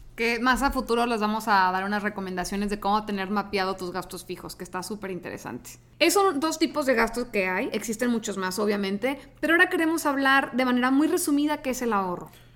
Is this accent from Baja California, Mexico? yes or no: yes; Tijuana, Baja California, Mexico; moved away as an adult; now in Monterrey, Mexico; yo soy de Tijuana, me vine aquí a Monterrey a estudiar